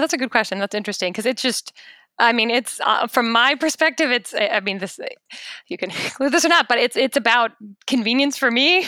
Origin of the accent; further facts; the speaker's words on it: United States; I'm in fact as American as they come